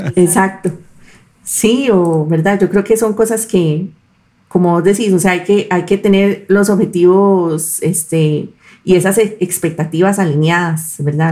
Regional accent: Costa Rica; nosotros podemos conectar los puntos como costarricenses

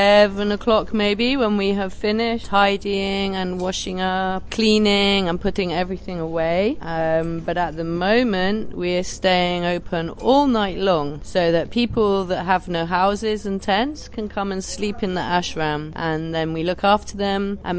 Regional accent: Wales, United Kingdom; moved away as an adult; now in Calais, France; I work in the Ashram Kitchen in the jungle. I come from Wales in the UK. I've been coming here since October

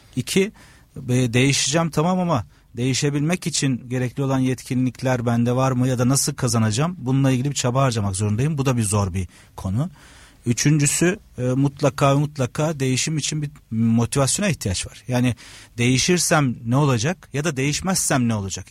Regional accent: Trabzon, Turkey; moved away as an adult; now in Istanbul, Turkey; Trabzon doğumluyum. Trabzon'da lise sona kadar Trabzon Anadolu Lisesi'nde okuduktan sonra İstanbul'a e, üniversite sebebiyle geldim.

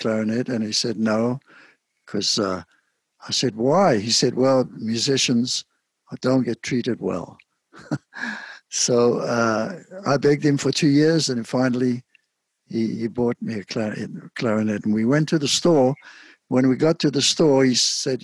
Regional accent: Cape Town, Western Cape, South Africa; moved away as an adult; also born or lived in London / New York; I was born in Cape Town, South Africa. I grew up there and left Cape Town at the age of 23 and went to London

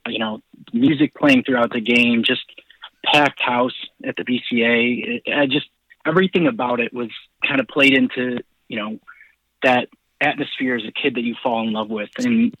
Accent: Rochester, New York, United States; I grew up in Rochester

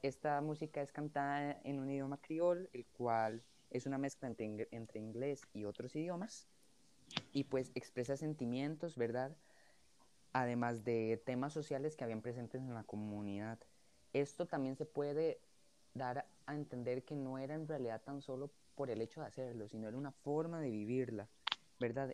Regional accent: Costa Rica; como personas costarricenses, ¿verdad? De los que vivimos en este país

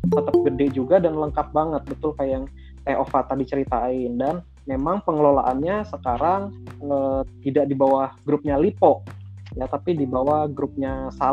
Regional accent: Kelapa Dua, Indonesia; karena saya orang Kelapa Dua ya nih uh, mall ini adanya di Kelapa Dua

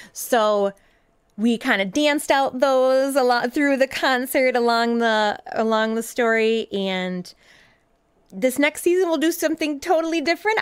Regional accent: southern Minnesota, United States; moved away as an adult; now in Madison, United States; I grew up in southern Minnesota, moved here with my husband about 15 years ago.

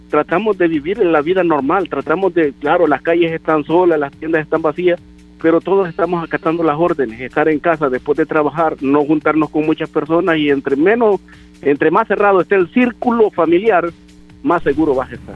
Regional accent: El Salvador; now in Maryland, United States; siendo salvadoreño

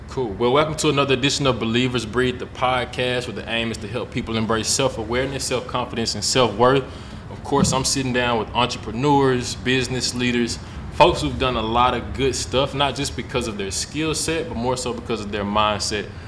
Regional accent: Memphis, Tennessee, United States; moved away as an adult; now in Nashville, United States; I'm from Memphis

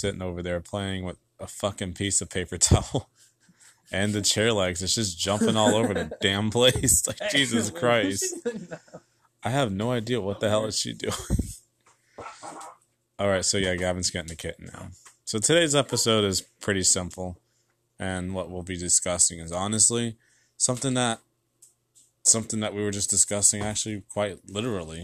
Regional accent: the South, United States; we live in the South and we're from the South

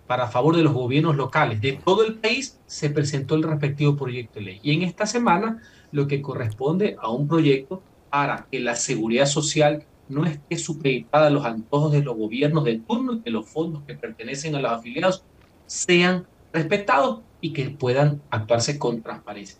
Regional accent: Ecuador; como ecuatoriano

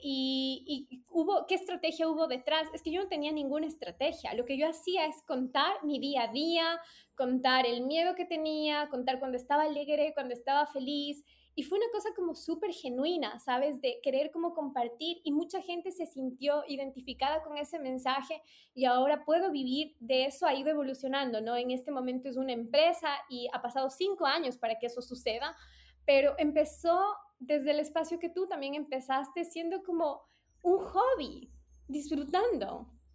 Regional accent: Ecuador; les decía Ecuador

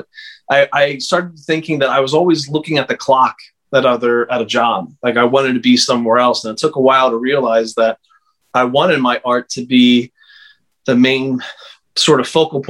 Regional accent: Conshohocken, Pennsylvania, United States; moved away as an adult; also born or lived in Philadelphia, Pennsylvania; now in Delaware, United States; I was born in Philadelphia, Pennsylvania, and grew up outside of the city in a suburb called Conshohocken, Plymouth Meeting area.

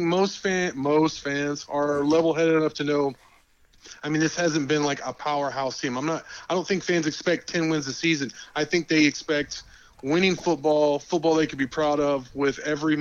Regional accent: Dallas, Texas, United States; I'm from Dallas.

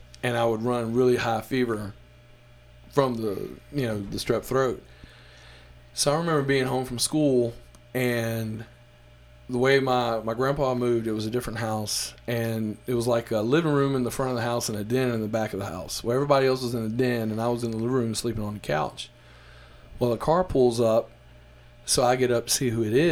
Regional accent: Mississippi Delta, United States; I'm from Mississippi, the Delta, which is about 5 hours away from New Orleans

